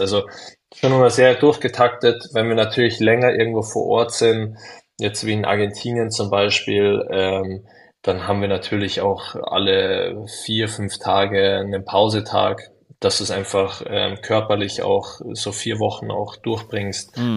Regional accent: Munich, Bavaria, Germany; als Münchner

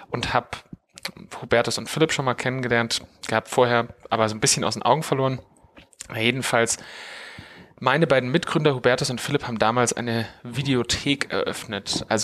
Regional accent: Munich, Bavaria, Germany; Also wir sitzen ja hier in München, in meiner Heimatstadt, wo ich auch lebe und wo ich auch geboren bin. Und ähm, ich bin hier auch zur Schule gegangen

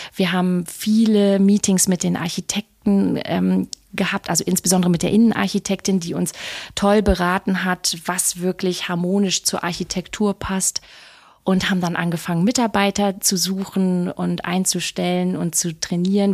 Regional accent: Lower Saxony, Germany; moved away as an adult; also born or lived in Southern France / Berlin / Munich / Switzerland; now in Sylt, Germany; ich bin äh, Niedersächsin Vollblut-Niedersächsin

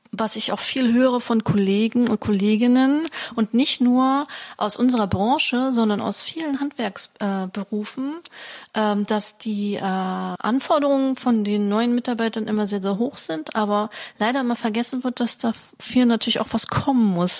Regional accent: Germany; bei uns in Deutschland

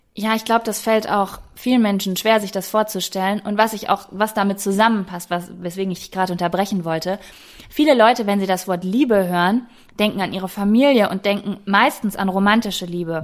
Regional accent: Germany; ich bin Deutsche

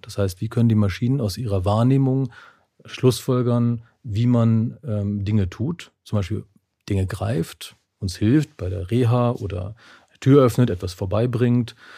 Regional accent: Germany; also born or lived in Neustadt am Rübenberge, Lower Saxony / Bavaria; now in Munich, Germany; aufgewachsen in Niedersachsen und Bayern

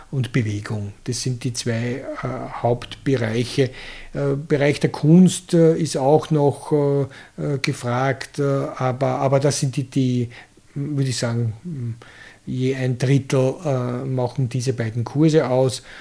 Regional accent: Krems, Lower Austria, Austria; born there; also ich bin in Krems äh, geboren

